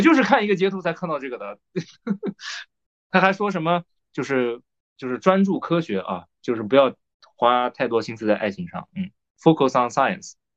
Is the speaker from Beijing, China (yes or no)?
no; Nanjing, Jiangsu, China; 我是南京的嘛